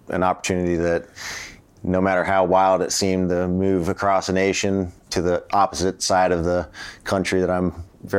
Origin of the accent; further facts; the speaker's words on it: Denver, Colorado, United States; moved away as an adult; now in Baltimore, United States; my hometown